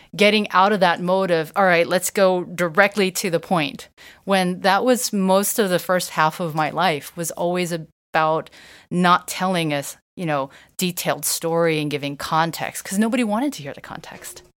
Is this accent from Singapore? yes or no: no; United States; growing up in the States, but never owning a washer and dryer